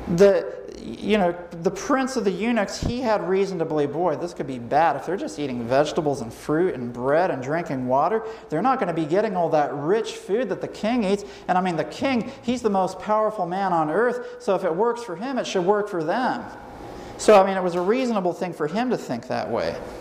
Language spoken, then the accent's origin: English; United States; moved away as an adult; also born or lived in Trinidad; now in Trinidad and Tobago; I'm from the United States